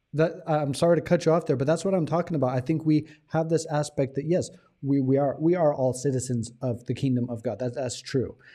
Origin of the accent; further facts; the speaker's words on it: United States; now in Thailand; as an American